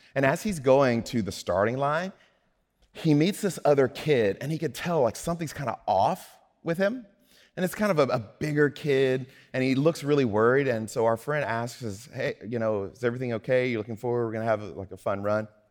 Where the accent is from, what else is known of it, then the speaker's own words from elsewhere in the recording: Mississippi, United States; I'm from Mississippi